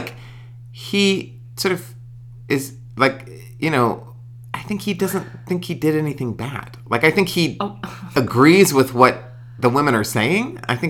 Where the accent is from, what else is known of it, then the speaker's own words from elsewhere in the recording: Texas, United States; moved away; I grew up in Texas.